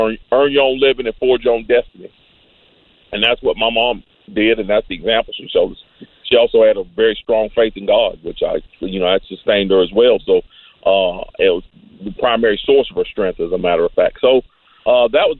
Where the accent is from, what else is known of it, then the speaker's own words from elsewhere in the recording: Greensboro, North Carolina, United States; I was born and raised in Greensboro, North Carolina.